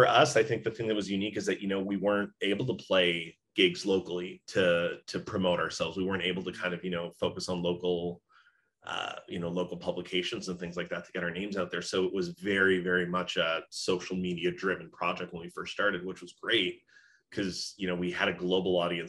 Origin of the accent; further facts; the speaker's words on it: Brampton, Ontario, Canada; also born or lived in Mexico; I was born in Mexico. {S1} Yeah. {S2} We moved back and forth constantly between Mexico and then Brampton. So Brampton's mostly where I grew up.